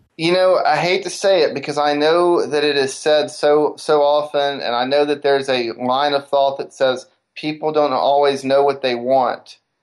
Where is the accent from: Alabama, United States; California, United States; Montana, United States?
Alabama, United States; Decatur; growing up in Decatur, Alabama, the northern Alabama area